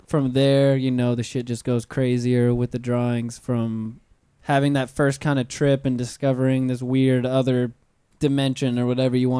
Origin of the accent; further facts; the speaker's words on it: Pensacola, Florida, United States; now in Orlando, United States; I'm from up in Pensacola, North Florida